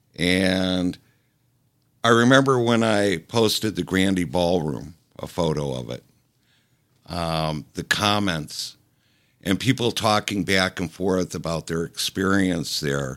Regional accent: Detroit, Michigan, United States; moved away as an adult; also born or lived in California; now in Detroit, United States; I grew up down around Plymouth Road and Myers

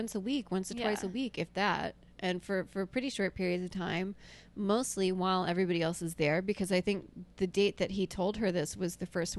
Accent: Alabama, United States; moved away; they're going to think I'm this yokel from Alabama who looks like this.

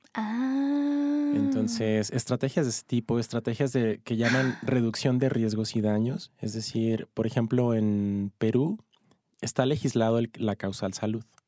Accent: Ciudad Juárez, Chihuahua, Mexico; now in Mexico City, Mexico; Yo soy de Ciudad Juárez, de Chihuahua.

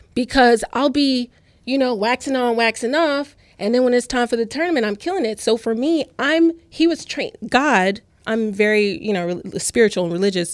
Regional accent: Louisiana, United States; now in New York, United States; I'm from Louisiana

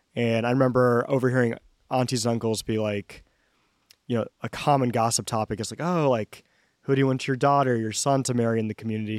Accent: Atlanta, Georgia, United States; moved away as an adult; also born or lived in California; now in Atlanta, United States; From here originally, born and raised.

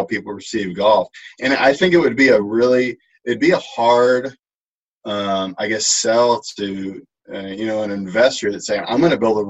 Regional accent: Texas, United States; moved away as an adult; also born or lived in Colorado; now in Atlanta, United States; growing up in Texas

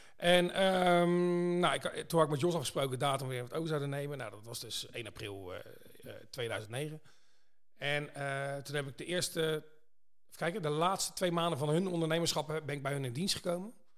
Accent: Pijnacker, South Holland, Netherlands; ik kom uit Pijneker

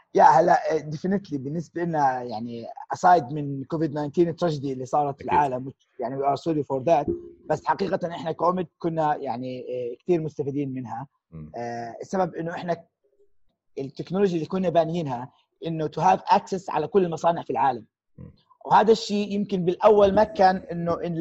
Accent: Jordan; احنا كاردنيين الاصل

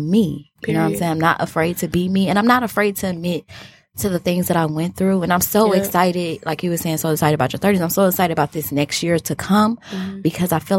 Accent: Detroit, Michigan, United States; I'm from Detroit, the West Side, because that is the best side.

